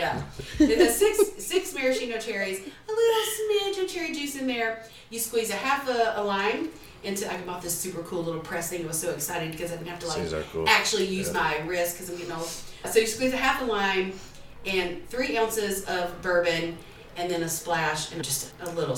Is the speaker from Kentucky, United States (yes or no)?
no; Louisiana, United States; growing up in the household that I grew up in Louisiana